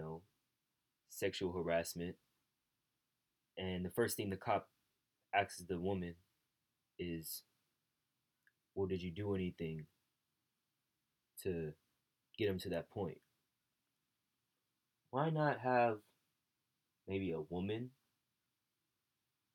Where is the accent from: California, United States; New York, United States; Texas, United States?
California, United States; Bay Area; I say I'm from the Bay Area. I'm from this area